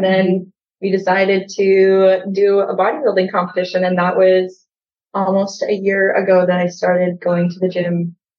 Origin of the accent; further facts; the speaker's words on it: Regina, Saskatchewan, Canada; I'm from Regina, Saskatchewan, and I work in commercial real estate, and I'm a full-time single mom as well.